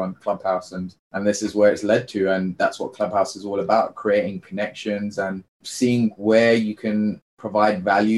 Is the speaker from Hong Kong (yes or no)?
no; United Kingdom; I'm an Indian child born in the UK to a low income family